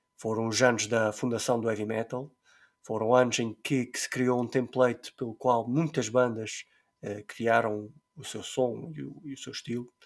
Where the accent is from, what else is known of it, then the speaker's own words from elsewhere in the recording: Terceira Island, Azores, Portugal; nós somos da Ilha Terceira